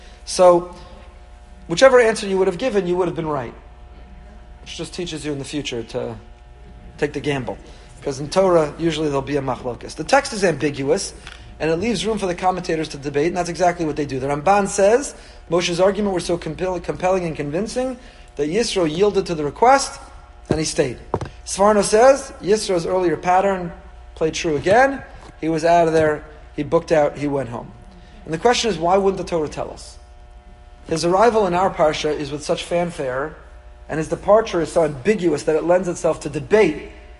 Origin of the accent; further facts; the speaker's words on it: New York, United States; Anyway, so this is the way I was raised as a New Yorker.